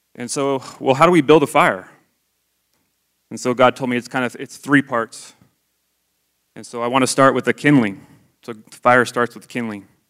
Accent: Idaho, United States; I grew up in Idaho.

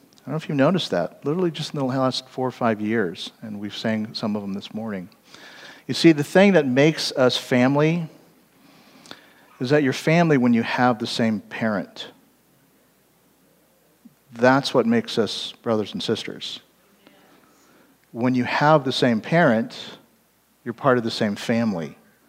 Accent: California, United States; also born or lived in East Coast / Hawaii / Kansas City; I wasn't actually born there. I was born in the East Coast and then moved to California, lived most of my life in California.

